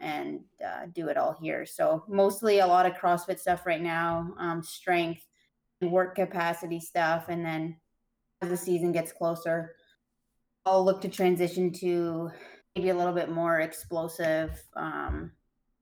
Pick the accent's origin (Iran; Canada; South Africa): Canada; Waterford, Ontario; now in Brantford, Canada; I grew up in Waterford, so a really small town and no high performance gym in the area.